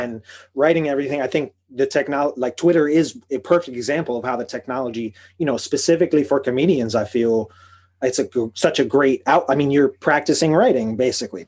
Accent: Chicago, Illinois, United States; moved away; also born or lived in Boston; from Chicago

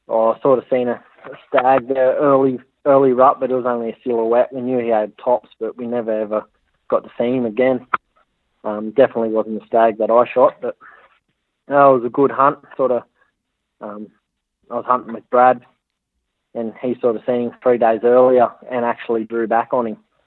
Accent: Hunter Valley, New South Wales, Australia; moved away as an adult; now in Cape York, Australia; I come from the Hunter Valley, New South Wales

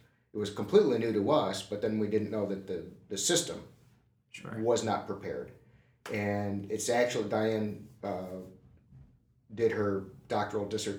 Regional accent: St. Louis, Missouri, United States; I grew up in the Lutheran Church, Missouri Synod, in St.

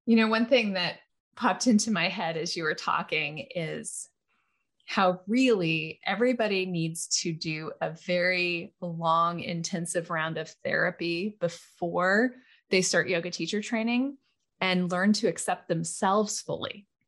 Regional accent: Hawaii, United States; When I was a kid growing up in Hawaii

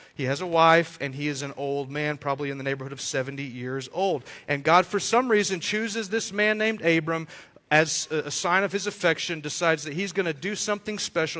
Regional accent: Amarillo, Texas, United States; I grew up in Amarillo, uh, not really from a, a, wealthy family

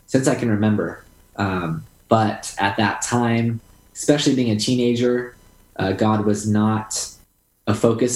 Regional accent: Southern California, United States; I have lived in Southern California my entire life. I grew up going to the beaches

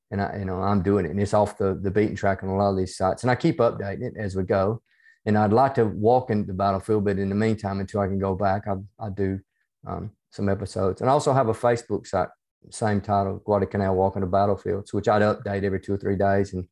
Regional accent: the South, United States; accent: hybrid southern United States and Australian; now in Australia; Yeah, um, I'm uh, originally from the United States. You can probably tell from my accent, even though it's a it's a hybrid accent between um a little bit

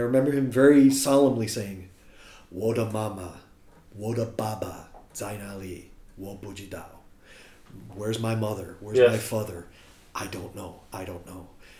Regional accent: United States; moved away as an adult; now in Shanghai, China; Wǒ shì Meiguōrén. I'm from America.

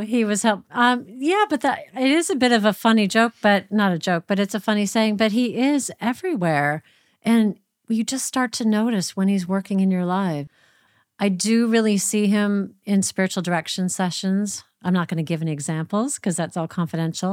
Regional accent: Minnesota, United States; moved away as an adult; also born or lived in Washington, D.C.; now in United Kingdom; I moved from Minnesota in the Midwest to Washington, D C

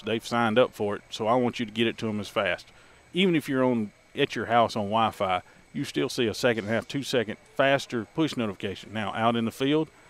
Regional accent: Alabama, United States; also born or lived in Mississippi; now in Crawford, United States; I was born and raised in Alabama, and I went to Mississippi State University

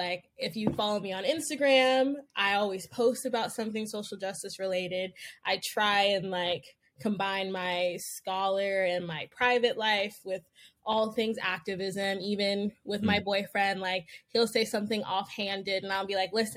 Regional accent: the Bay Area, California, United States; I was born and raised in the Bay.

